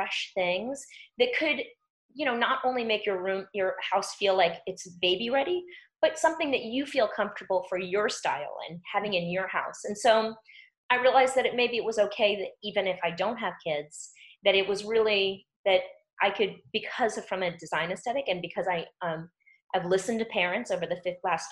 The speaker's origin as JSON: {"language": "English", "town": "New York City", "region": "New York", "country": "United States", "moved": "yes", "said": "I'm from New York City"}